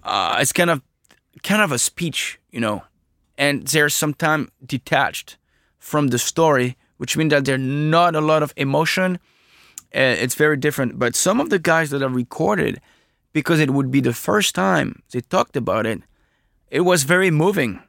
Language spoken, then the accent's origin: English; France; I'm from France